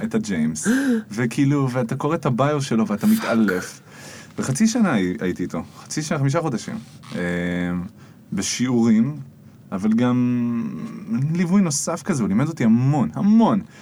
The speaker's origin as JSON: {"language": "Hebrew", "town": "Jerusalem", "region": "Jerusalem District", "country": "Israel", "tie": "born or raised there", "said": "נולדתי וגדלתי בירושלים. דור תשיעי בעיר מכל כיוון."}